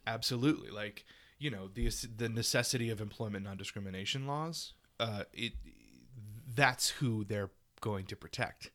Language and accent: English; Louisiana, United States; moved away; my small town in Louisiana